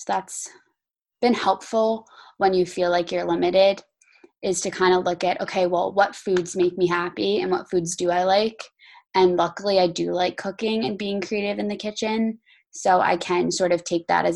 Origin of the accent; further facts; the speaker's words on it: New Jersey, United States; moved away; growing up in New Jersey